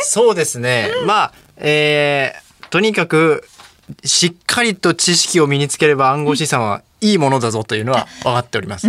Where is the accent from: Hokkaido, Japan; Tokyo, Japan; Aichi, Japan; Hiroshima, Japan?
Tokyo, Japan; 地元に帰った